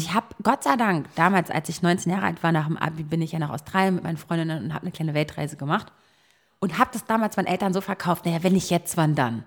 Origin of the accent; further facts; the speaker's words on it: Berlin, Germany; Berlin geil. Ich, ist meine Heimat